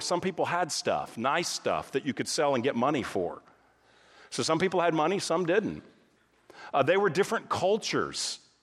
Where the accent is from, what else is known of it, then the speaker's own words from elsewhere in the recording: Texas, United States; moved away as an adult; also born or lived in California; My wife and I, we grew up in Texas